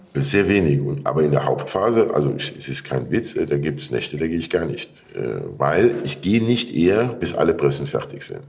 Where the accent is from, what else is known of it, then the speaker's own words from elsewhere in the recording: Rhineland-Palatinate, Germany; bei uns, ich spreche von der Mosel